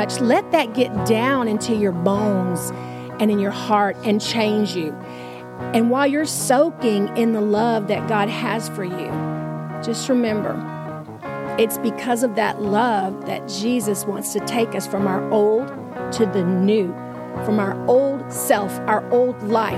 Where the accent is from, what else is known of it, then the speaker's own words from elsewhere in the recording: Houston, Texas, United States; I'm from Southeast Texas. I'm from Houston, which is a spit across the border from Louisiana